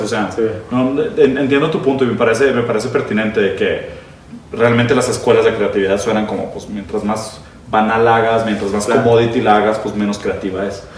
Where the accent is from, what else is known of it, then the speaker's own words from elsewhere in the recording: Brazil; first language Portuguese; Spanish is a second language; moved away; also born or lived in Italy; yo soy brasileño, yo fui educado en portugués, aprendí español bastante después, como a los 15 años de edad.